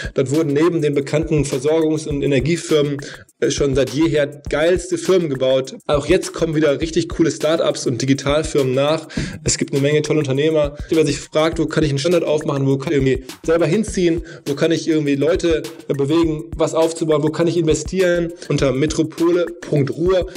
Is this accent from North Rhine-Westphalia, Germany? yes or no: yes; Essen, North Rhine-Westphalia, Germany; moved away as an adult; also born or lived in Dortmund; now in Hamburg, Germany; Bin aufgewachsen in Essen